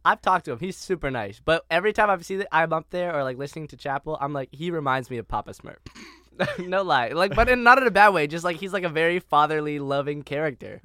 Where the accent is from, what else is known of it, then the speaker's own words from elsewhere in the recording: Toronto, Ontario, Canada; moved away; as a Canadian